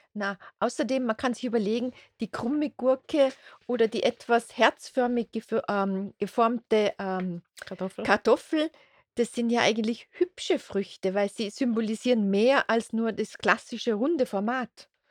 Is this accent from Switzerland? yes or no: no; Austria; bei uns in Österreich